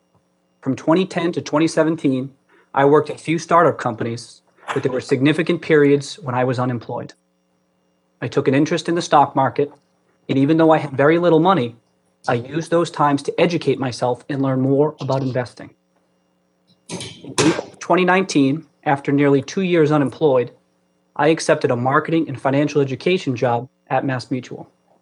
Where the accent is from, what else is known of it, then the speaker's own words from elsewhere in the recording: Brockton, Massachusetts, United States; I grew up in Brockton, Massachusetts. My family was not wealthy.